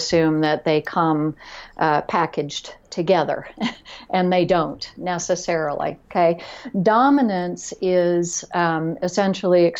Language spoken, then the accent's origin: English; Florida, United States; I grew up in Florida in the middle